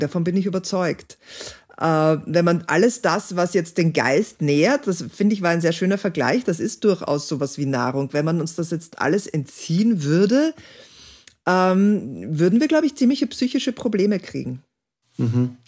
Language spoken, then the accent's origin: German; Austria; bei uns in Österreich